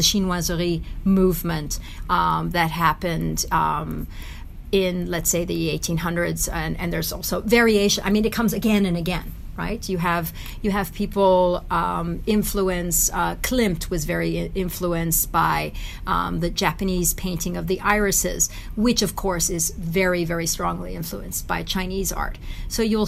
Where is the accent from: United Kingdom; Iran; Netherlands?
Iran; Tehran, Tehran Province; also born or lived in United States; now in Switzerland; I was born in Tehran, in Iran